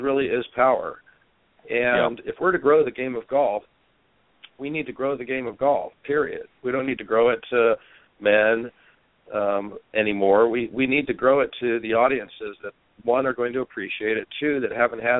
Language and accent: English; United States; also born or lived in Scotland; living in Europe as an American